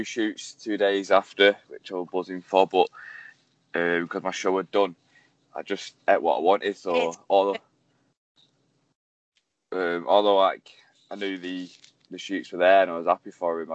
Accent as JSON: {"language": "English", "town": "Manchester", "region": "North West England", "country": "United Kingdom", "said": "I'm 24 from Manchester."}